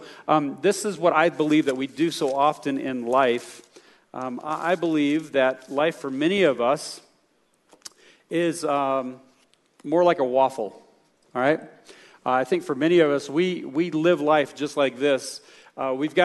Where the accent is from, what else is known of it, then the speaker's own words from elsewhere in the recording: the South, United States; I'm from the South